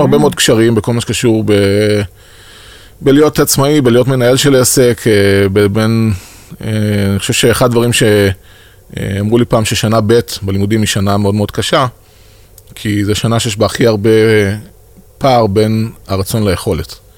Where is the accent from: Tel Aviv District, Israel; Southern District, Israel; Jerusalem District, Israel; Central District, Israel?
Southern District, Israel; Beersheba; moved away as an adult; אני באר שבעי במקור